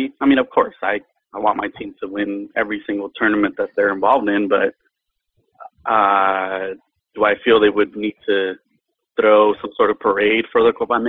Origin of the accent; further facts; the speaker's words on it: Mexico City, Mexico; I was born in Mexico City. The majority of my family were American.